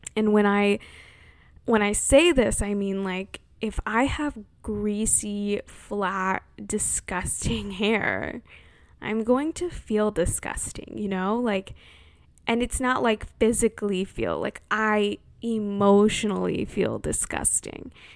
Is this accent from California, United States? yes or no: yes; California, United States; born or raised there